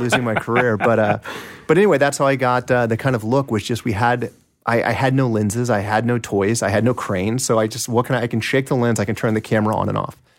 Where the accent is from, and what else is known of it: Kansas City, Kansas, United States; born or raised there